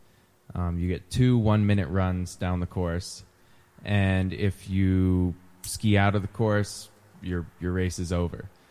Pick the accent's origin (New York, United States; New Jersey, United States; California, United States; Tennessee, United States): California, United States; Truckee; I grew up in Truckee, California.